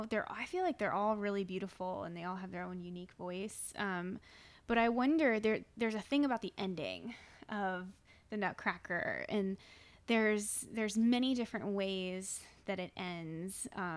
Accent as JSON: {"language": "English", "region": "Florida", "country": "United States", "said": "I'm from the East Coast as well. Mm-hmm. I'm from Florida."}